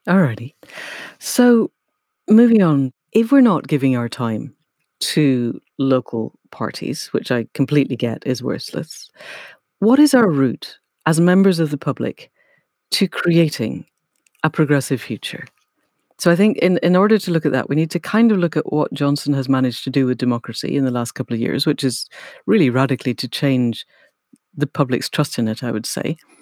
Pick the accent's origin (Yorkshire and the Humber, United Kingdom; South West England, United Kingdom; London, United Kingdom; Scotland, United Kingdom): Scotland, United Kingdom; I grew up in Scotland